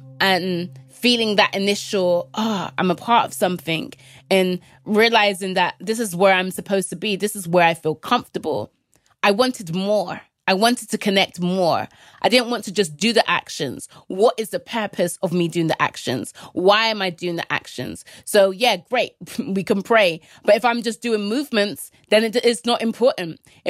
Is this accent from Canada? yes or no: no; Jamaica; And I was like, "Oh, I'm from Jamaica."